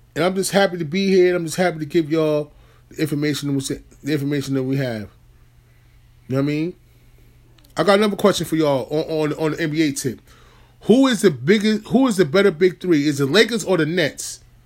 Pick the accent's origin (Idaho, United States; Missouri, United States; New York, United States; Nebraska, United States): New York, United States; as a New Yorker